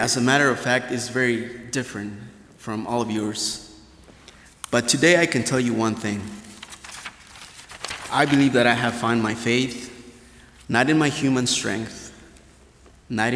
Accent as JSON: {"language": "English", "region": "Hidalgo", "country": "Mexico", "tie": "born or raised there", "moved": "yes", "lives_now": "Goshen, United States", "said": "I was born and raised in Mexico, the state of Hidalgo, really close to Mexico City"}